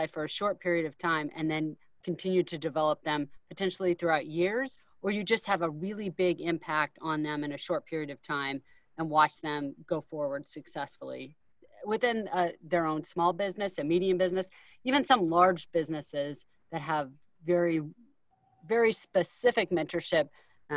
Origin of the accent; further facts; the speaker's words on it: Iowa, United States; moved away as an adult; growing up in Iowa